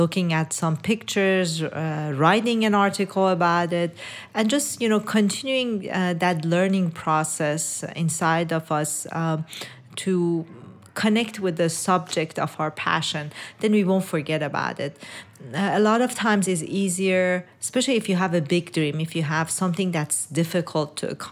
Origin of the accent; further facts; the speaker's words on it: Iran; moved away; I was born in Iran and raised in Iran